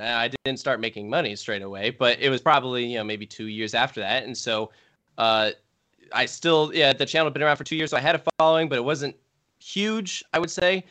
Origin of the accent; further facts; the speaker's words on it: Richmond, Virginia, United States; I grew up in Richmond